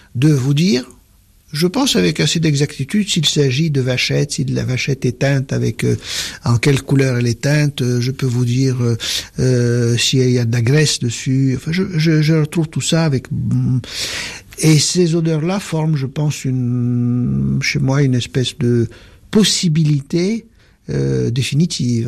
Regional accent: Tunis, Tunis Governorate, Tunisia; moved away; also born or lived in France; je suis tunisien de culture arabe, juif de confession, français de culture

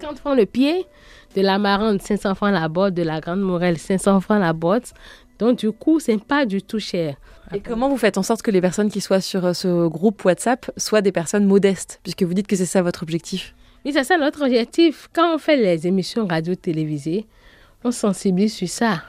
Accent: Porto-Novo, Ouémé, Benin; Je suis née au Bénin, Porte-Novo, la capitale politique du Bénin.

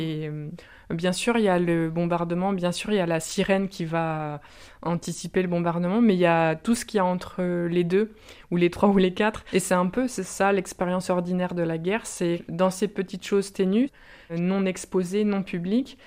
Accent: Brittany, France; Je suis originaire de Bretagne

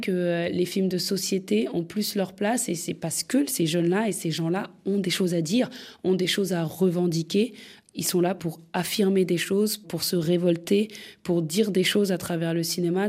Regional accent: France; je, suis née en France, j'ai grandi en France, j'ai fait la fémis

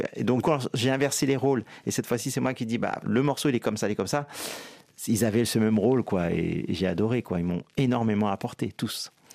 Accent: Guadeloupe; moi, je suis guadeloupéen

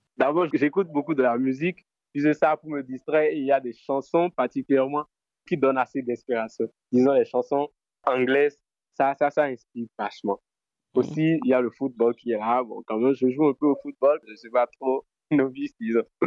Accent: Benin; je suis béninois, je viens du centre-ville

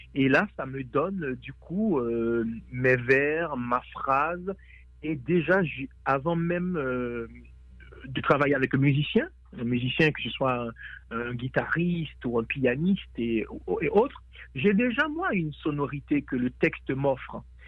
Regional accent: Port-au-Prince, Ouest, Haiti; Port-au-Prince pour moi, qui est ma ville natale également.

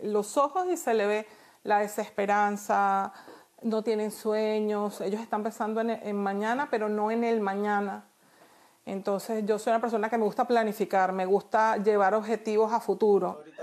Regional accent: Venezuela; moved away as an adult; now in Miami, United States; La vida que yo dejé en Venezuela hace siete años

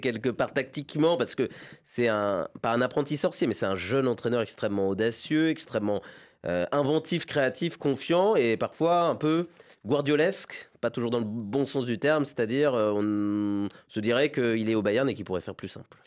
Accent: France; en tant que Français

